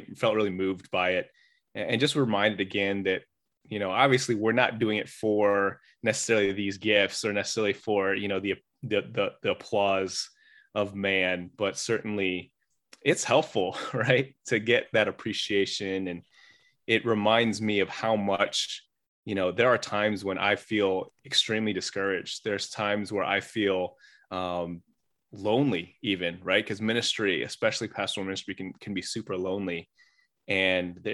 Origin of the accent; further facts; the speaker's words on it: Chicago, Illinois, United States; growing up in the Chicago area